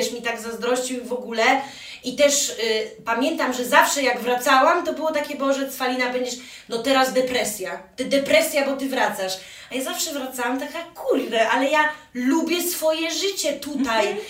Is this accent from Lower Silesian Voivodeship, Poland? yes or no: no; Białystok, Podlaskie Voivodeship, Poland; ja jestem z Białegostoku, jestem totalną też patriotką lokalną